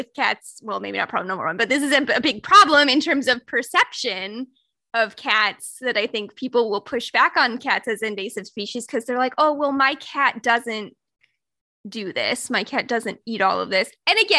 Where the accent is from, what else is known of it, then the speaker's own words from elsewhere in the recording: Indiana, United States; And again, you know, I'm from Indiana is where I grew up.